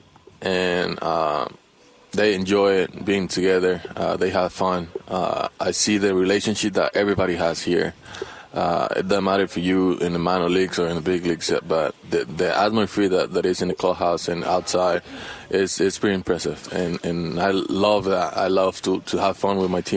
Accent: Dominican Republic; English is a second language; moved away as an adult; now in United States; I grew up in the Dominican

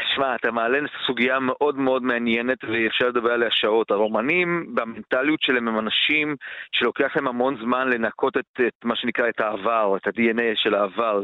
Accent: Baia Mare, Maramureș County, Romania; moved away; בעיר שבה אני גדלתי, בבעיימר

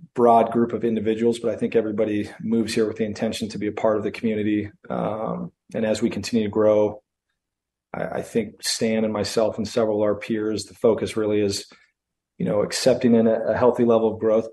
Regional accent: Prescott, Arizona, United States; I grew up here in Prescott

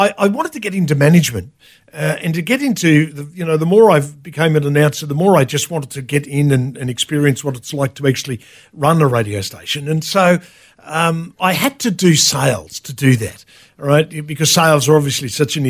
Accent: Sydney, New South Wales, Australia; now in Sunshine Coast, Australia; Originally from Sydney, born back in the late 1950s, right? Grew up in Sydney, went to school in Sydney

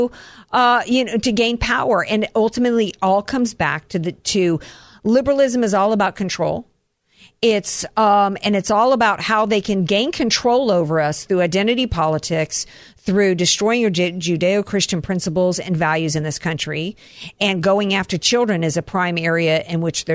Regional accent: the American South, United States; I'm a Southerner

